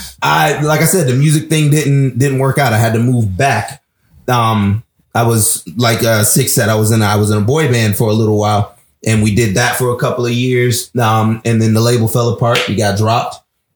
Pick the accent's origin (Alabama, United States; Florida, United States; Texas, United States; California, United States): Florida, United States; Pompano; I'm from Pompano, Florida.